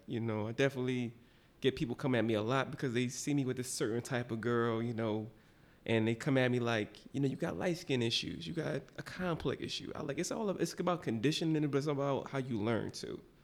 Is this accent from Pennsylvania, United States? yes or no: yes; Philadelphia, Pennsylvania, United States; I'm from the bottom, West Philly.